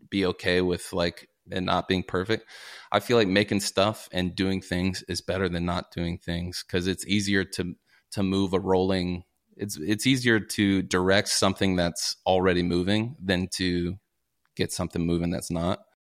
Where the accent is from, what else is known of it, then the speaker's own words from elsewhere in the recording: Paducah, Kentucky, United States; also born or lived in Minnesota; now in Los Angeles, United States; I'm from Kentucky, grew up in Paducah, Kentucky, small little town